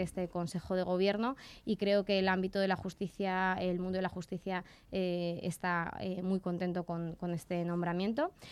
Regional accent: Torrejón de Ardoz, Community of Madrid, Spain; como torrejonera que soy

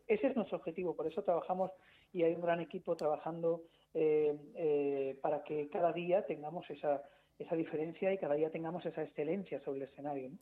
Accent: Madrid, Community of Madrid, Spain; Yo soy madrileño de cepa

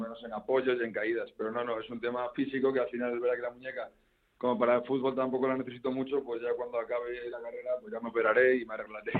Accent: Community of Madrid, Spain; yo como madrileño

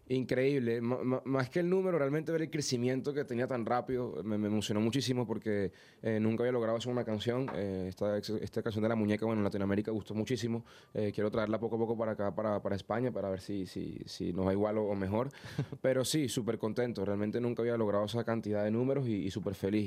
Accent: Venezuela; sea venezolano

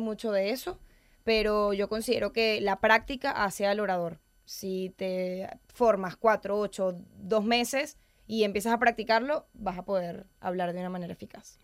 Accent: Venezuela; moved away as an adult; now in Madrid, Spain; Soy venezolana.

